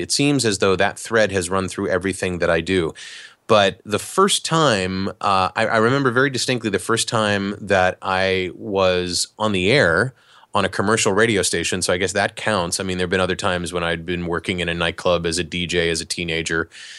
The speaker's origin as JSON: {"language": "English", "town": "Cleveland", "region": "Ohio", "country": "United States", "tie": "born or raised there", "said": "So I grew up in Cleveland, Ohio"}